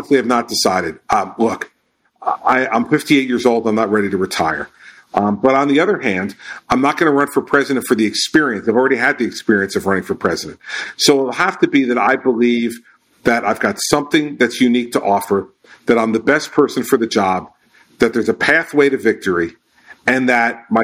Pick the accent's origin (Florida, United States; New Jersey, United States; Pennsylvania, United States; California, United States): New Jersey, United States; Livingston; I grew up in Livingston, New Jersey, which was not a majority Jewish town